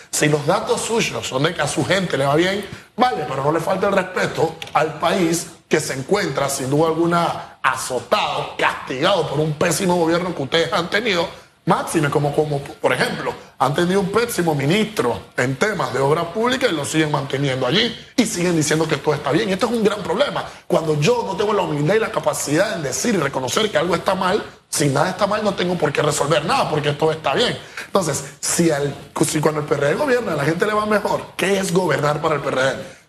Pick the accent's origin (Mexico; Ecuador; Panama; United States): Panama; nosotros como panameños